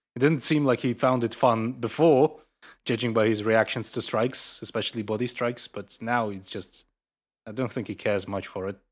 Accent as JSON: {"language": "English", "country": "Russia", "said": "a Russian citizen"}